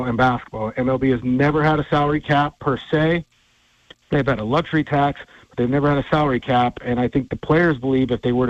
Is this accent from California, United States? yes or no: no; Havre, Montana, United States; moved away as an adult; now in Tacoma, United States; being back in Havre, Montana, my hometown